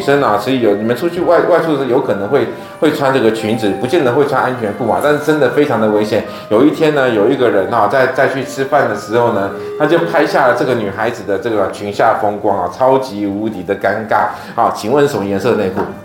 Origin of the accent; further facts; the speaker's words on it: Taiwan; 我们台湾人